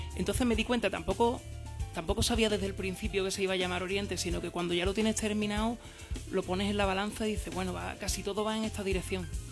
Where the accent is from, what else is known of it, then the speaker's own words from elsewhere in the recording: San Fernando, Andalusia, Spain; yo, por ejemplo, que soy de San Fernando, sin darte cuenta, te sabes todo el repertorio de …